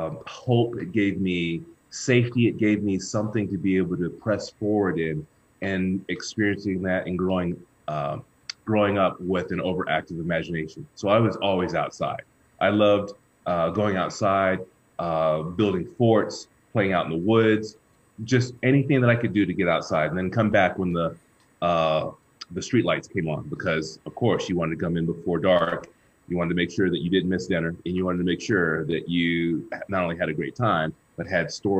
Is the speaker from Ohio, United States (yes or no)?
no; Houston, Texas, United States; I grew up in Houston, Texas, and I'm the oldest of three brothers.